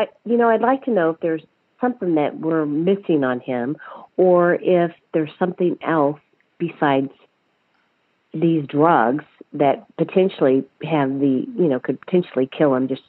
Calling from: Connecticut, United States; I'm from Connecticut.

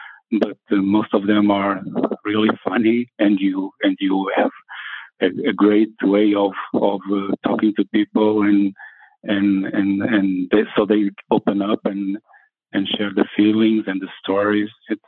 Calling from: Portugal; I'm calling from Portugal. Yeah, I'm calling from Portugal.

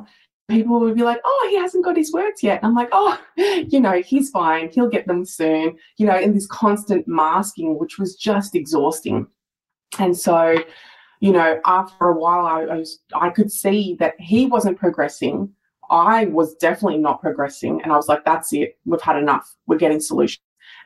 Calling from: Melbourne, Victoria, Australia; So I'm joining you from Melbourne, Australia.

